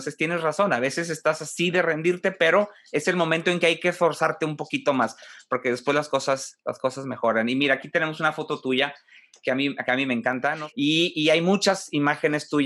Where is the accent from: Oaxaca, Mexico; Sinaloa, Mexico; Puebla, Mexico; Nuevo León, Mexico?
Nuevo León, Mexico; Monterrey; nos está dando mucho más de qué estar orgullosos, este, como mm, regiomontanos, como mexicanos